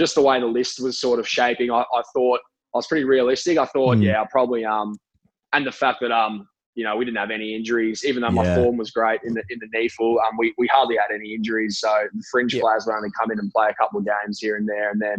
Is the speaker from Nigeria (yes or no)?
no; Queensland, Australia; now in Adelaide, Australia; growing up in Queensland